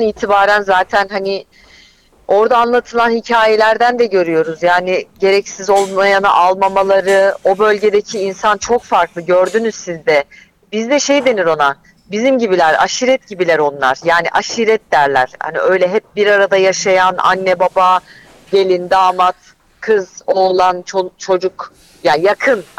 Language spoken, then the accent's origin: Turkish; Gaziantep, Turkey; moved away; benim Antep'ten zaten çıkışım, kaçışım, oradan uzaklaşmak istemem, orada yaşamak istememem